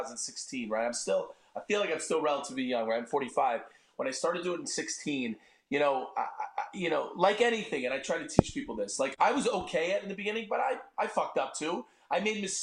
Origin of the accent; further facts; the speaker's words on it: Matawan, New Jersey, United States; also born or lived in Maryland; I'm a Jersey kid, right? I'm from Mattawan, New Jersey